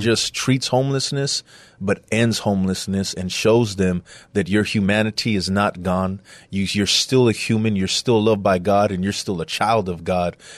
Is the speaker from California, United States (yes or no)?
no; San Antonio, Texas, United States; I'm from San Antonio, uh, west side of San Antonio